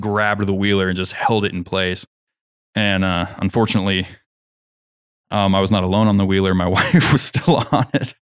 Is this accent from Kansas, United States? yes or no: yes; Kansas, United States; moved away; I'm from Kansas.